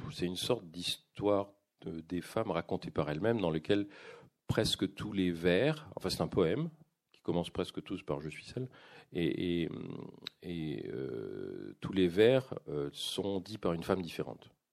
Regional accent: France; moved away as an adult; now in Quebec, Canada; je vis au Québec, c'est-à-dire que j'ai un il y a vraiment un, contraste pour moi entre ce que je vis même intellectuellement au Québec et, et ce dans quoi j'ai vécu pendant 55 ans en France.

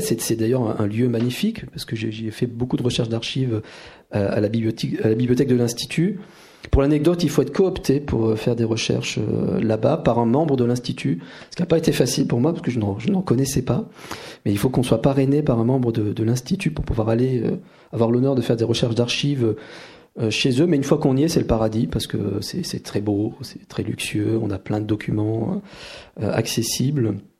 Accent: France; chez nous en France

